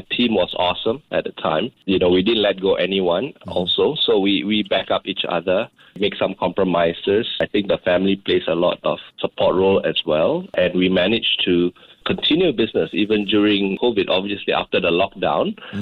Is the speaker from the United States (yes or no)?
no; Indonesia; now in Singapore; growing up in Indonesia at that time